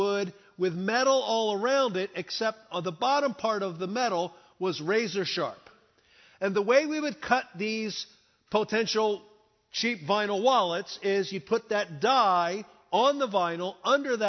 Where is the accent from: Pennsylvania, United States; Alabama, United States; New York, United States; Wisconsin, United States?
Pennsylvania, United States; Philadelphia; I was born in Philadelphia, born and raised in Philadelphia, good, solid, blue-collar family.